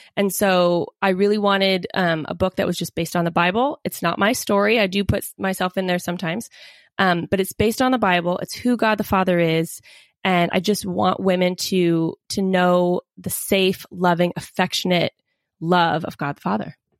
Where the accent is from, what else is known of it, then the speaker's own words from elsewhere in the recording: Seattle, Washington, United States; I grew up in the Seattle area